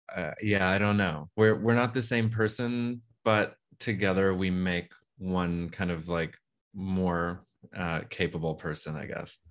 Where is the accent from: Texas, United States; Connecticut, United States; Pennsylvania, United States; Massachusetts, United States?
Texas, United States; I'm from Texas